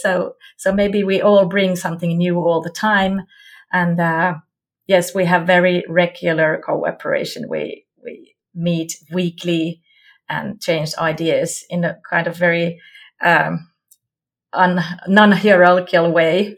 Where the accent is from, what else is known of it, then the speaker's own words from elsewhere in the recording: Jyväskylä, Central Finland, Finland; I come from Finland, Jyväskylä.